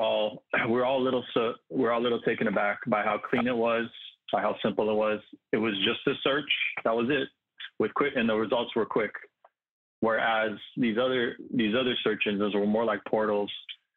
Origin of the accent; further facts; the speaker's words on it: Santa Monica, California, United States; I was born and raised in Santa Monica, California